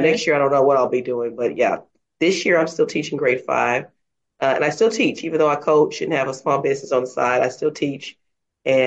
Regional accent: Dallas, Texas, United States; I am a native of Dallas, Texas, and I was born and raised there

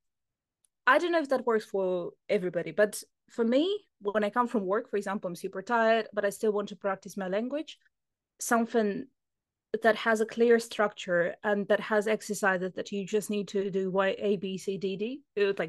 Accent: United Kingdom; I'm British

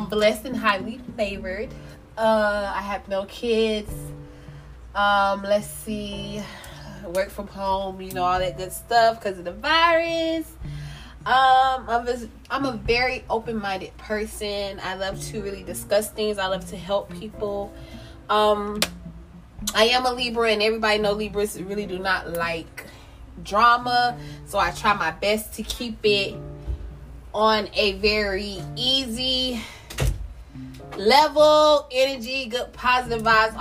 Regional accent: North Carolina, United States; moved away as an adult; now in Orlando, United States; I'm originally from North Carolina, currently stay in Orlando, Florida

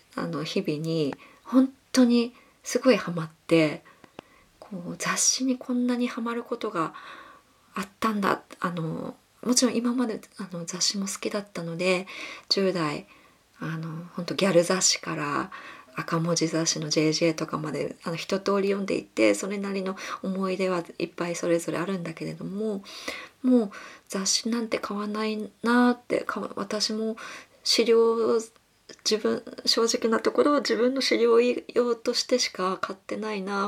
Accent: Kumamoto, Japan; moved away as an adult; now in Tokyo, Japan; もともと私は熊本県出身で、あの、浪人生の十九歳まで熊本に育って

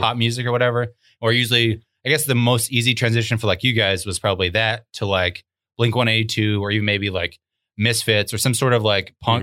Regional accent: Arkansas, United States; moved away; I was from Arkansas

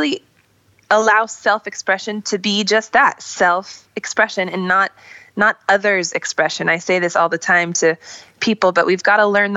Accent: Iowa City, Iowa, United States; I grew up in Iowa City, Iowa, so it was sort of a rural, like, farm area

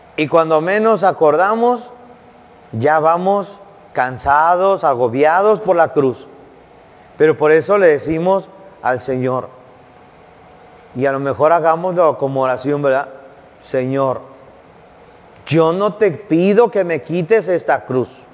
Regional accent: Jiquilpan, Jalisco, Mexico; en mi pueblo, Jiquilpan, Jalisco

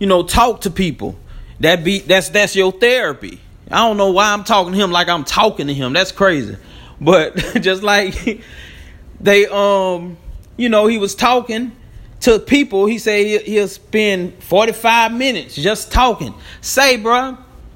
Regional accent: Baton Rouge, Louisiana, United States; I'm a dude from Baton Rouge

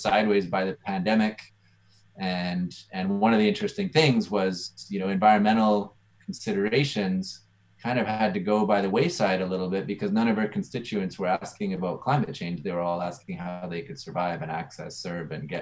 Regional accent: Edmonton, Alberta, Canada; I grew up in Edmonton near the University of Alberta

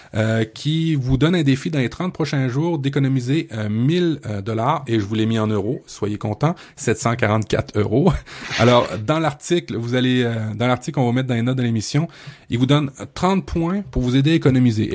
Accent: Quebec, Canada; chez nous au Québec

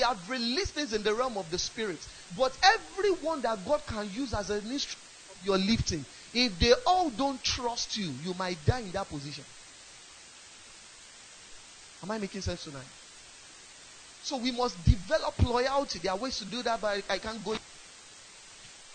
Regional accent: Ibadan, Oyo, Nigeria; I grew up in Ibadan.

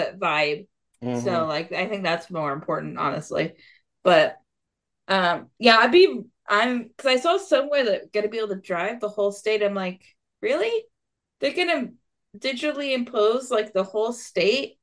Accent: Central Florida, United States; I'm more from Central Florida

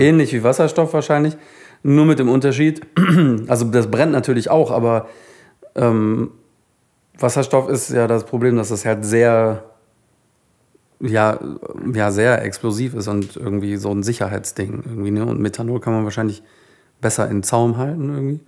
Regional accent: Solingen, North Rhine-Westphalia, Germany; bei uns in Solingen, wo ich aufgewachsen bin

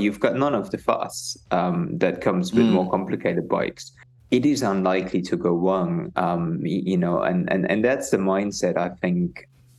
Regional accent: East Germany, Germany; now in United Kingdom; I grew up in East Germany

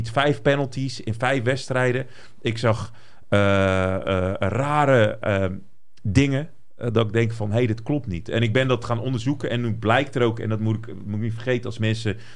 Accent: Brazil; En ik ben een Braziliaan, hè.

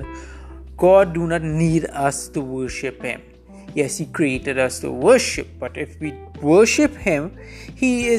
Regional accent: Trinidad & Tobago; I'm situated right now in Trinidad and Tobago. This is my home country.

